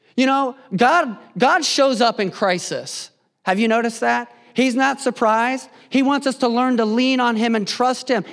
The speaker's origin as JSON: {"language": "English", "region": "Indiana", "country": "United States", "tie": "born or raised there", "moved": "as an adult", "lives_now": "West Coast, United States", "said": "I grew up in Indiana, the Midwest. I'm a Hoosier"}